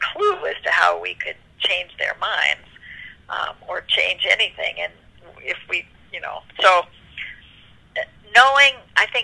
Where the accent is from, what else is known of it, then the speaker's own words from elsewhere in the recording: United States; I'm an American